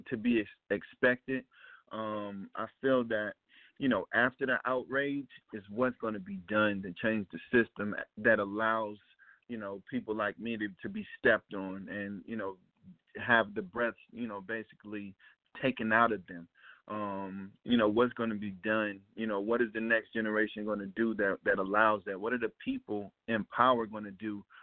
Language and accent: English; Ferguson, Missouri, United States; born or raised there; moved away